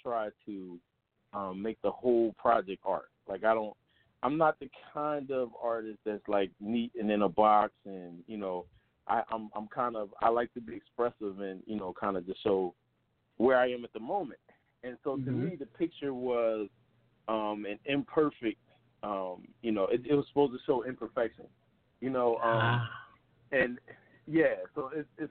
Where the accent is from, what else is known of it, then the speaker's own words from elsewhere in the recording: Philadelphia, Pennsylvania, United States; growing up in Philadelphia